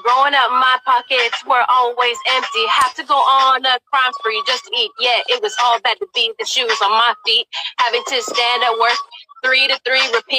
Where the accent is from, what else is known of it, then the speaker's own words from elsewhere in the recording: South San Francisco, California, United States; I'm coming from South City too.